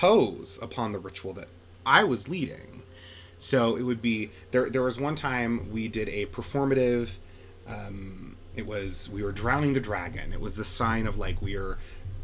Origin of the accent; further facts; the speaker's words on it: West Haven, Utah, United States; I'm from West Haven. It's a quaint little town on the outskirts of Ogden.